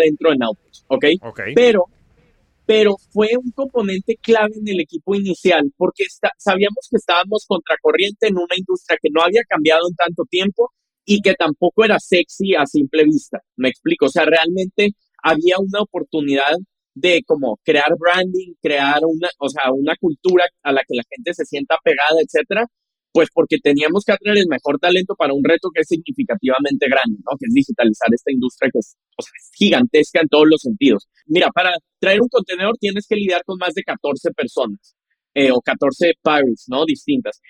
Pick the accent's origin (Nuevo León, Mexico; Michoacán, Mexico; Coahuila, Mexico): Nuevo León, Mexico; Monterrey; Entonces yo crecí en Monterrey, apasionado por la tecnología.